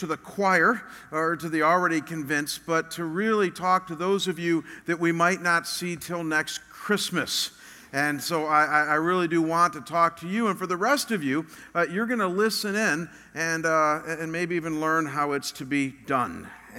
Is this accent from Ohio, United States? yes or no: yes; Chagrin Falls, Ohio, United States; moved away as an adult; also born or lived in Chicago, Illinois / Detroit, Michigan; now in Scottsdale, United States; I was born in one of the most beautiful, quintessential New England-style towns that you can find. It was very small. In fact, the town that I grew up in, the entire town, is smaller